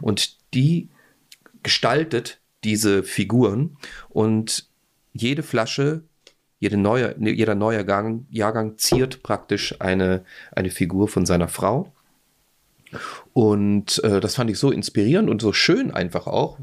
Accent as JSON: {"language": "German", "country": "Austria", "said": "ich als Österreicher"}